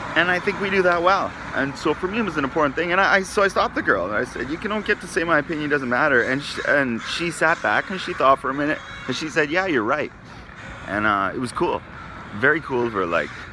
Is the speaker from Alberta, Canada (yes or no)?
no; Kamloops, British Columbia, Canada; moved away as an adult; also born or lived in North Vancouver / Japan / Australia; I'm from a city called Kamloops, which is a few hundred kilometers from here